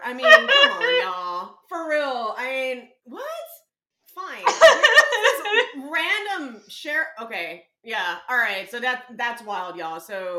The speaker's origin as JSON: {"language": "English", "town": "San Antonio", "region": "Texas", "country": "United States", "said": "because I am from San Antonio."}